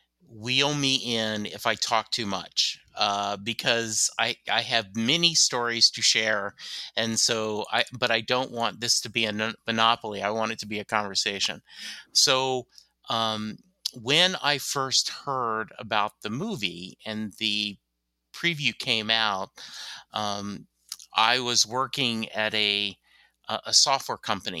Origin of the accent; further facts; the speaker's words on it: Louisiana, United States; born there; also born or lived in Germany; I was born in Louisiana. I've lived in the U.S. my whole life, except for like a year in Germany because my dad was stationed there